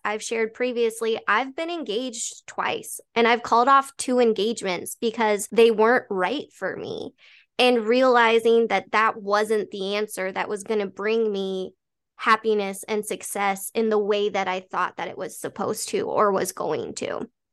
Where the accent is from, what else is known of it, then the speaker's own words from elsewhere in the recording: Colorado, United States; Born and raised in Colorado